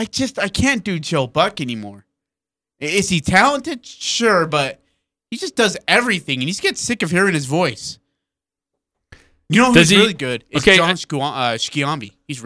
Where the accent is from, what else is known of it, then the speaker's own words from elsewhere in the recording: United Kingdom; Yeah, we're British.